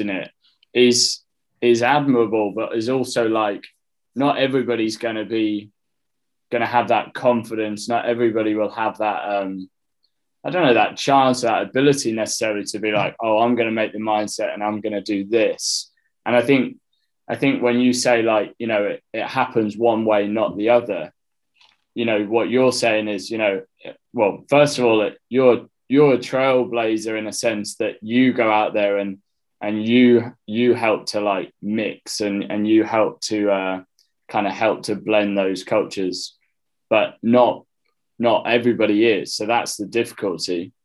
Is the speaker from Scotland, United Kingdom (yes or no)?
no; Sheffield, Yorkshire and the Humber, United Kingdom; moved away as an adult; also born or lived in Egypt; I'm from Sheffield